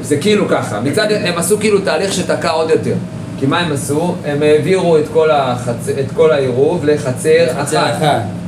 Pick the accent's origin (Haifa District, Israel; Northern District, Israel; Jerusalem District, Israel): Jerusalem District, Israel; Jerusalem; אני ירושלמי